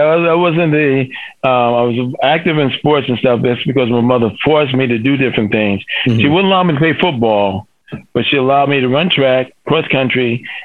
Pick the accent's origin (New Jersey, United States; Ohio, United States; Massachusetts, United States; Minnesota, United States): New Jersey, United States; Newark; I'm from Newark, New Jersey, the largest city in New Jersey. The public system there is not the best.